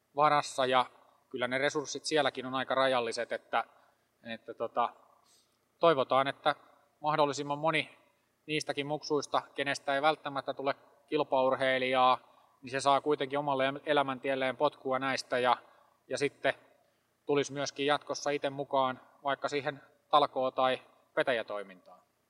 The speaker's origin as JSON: {"language": "Finnish", "town": "Hollola", "region": "Päijät-Häme", "country": "Finland", "said": "meillä Hollolassa"}